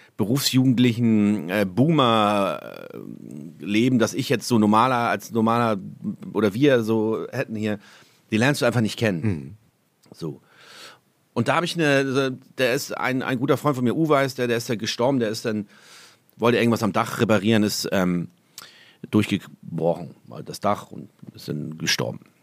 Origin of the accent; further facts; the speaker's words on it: Hamburg, Germany; moved away as an adult; now in Holsteinische Schweiz, Germany; Mein Zuhause, meine Heimat ist Hamburg, äh, da ist mein Zuhause.